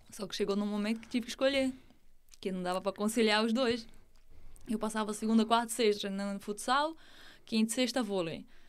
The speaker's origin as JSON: {"language": "Portuguese", "town": "Santo Amaro da Imperatriz", "region": "Santa Catarina", "country": "Brazil", "moved": "as an adult", "lives_now": "Portugal", "said": "Eu sou de Santa Catarina"}